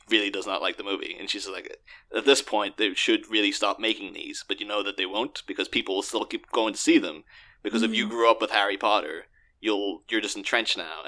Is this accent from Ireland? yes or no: yes; Ireland; I'm Irish